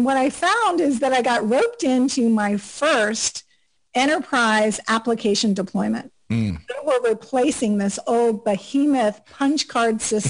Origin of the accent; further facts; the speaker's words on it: South Florida, United States; moved away as an adult; also born or lived in Auburn, Alabama / Atlanta area; now in Atlanta, United States; I grew up in South Florida